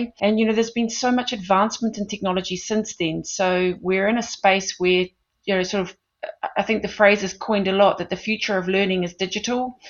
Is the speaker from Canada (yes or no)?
no; New Zealand; moved away as an adult; also born or lived in London, United Kingdom; now in South Africa; I'm originally from New Zealand and sort of studied at Auckland University a degree in performance piano. I went on to Teachers College in New Zealand